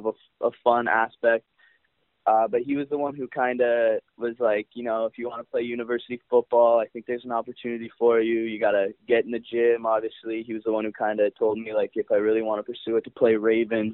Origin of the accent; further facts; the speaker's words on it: Canada; as a Canadian kid growing up